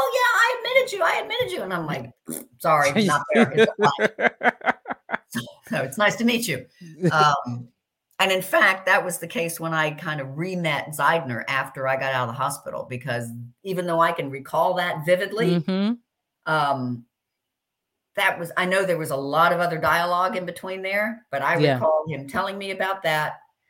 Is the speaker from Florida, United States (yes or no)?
yes; Miami, Florida, United States; also born or lived in London; And I grew up in Miami, in London, but I grew up a lot in Miami.